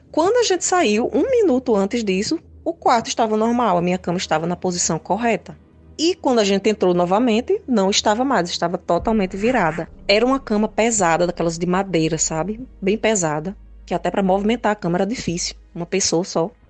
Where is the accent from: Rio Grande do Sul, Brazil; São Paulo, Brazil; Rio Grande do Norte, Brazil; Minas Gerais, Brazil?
Rio Grande do Norte, Brazil; Natal; sou de Natal RN